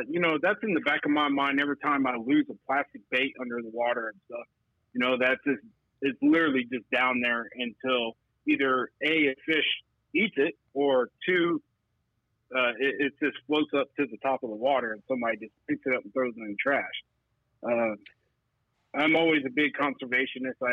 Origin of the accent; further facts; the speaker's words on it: Central Texas, United States; I'm from Texas, here in Central uh, Texas